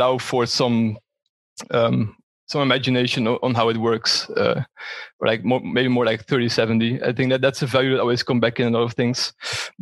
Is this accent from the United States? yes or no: no; Netherlands; moved away as an adult; also born or lived in Breda, Netherlands / Valencia, Spain; now in Frankfurt, Germany; from the Netherlands, currently live in Frankfurt.